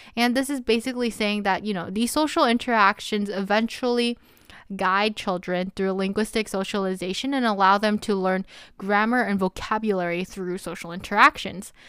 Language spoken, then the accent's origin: English; United States; I'm Korean American and I grew up speaking Korean as a Korean American